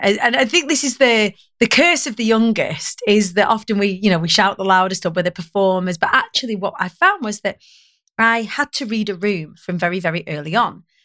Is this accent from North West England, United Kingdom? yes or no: yes; Preston, North West England, United Kingdom; I grew up on the Council of Estates of Preston